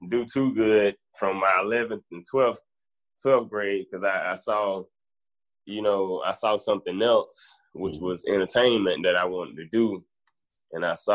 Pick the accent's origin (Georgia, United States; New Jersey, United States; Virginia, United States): Georgia, United States; Bainbridge; born and raised in Bainbridge, Georgia, 229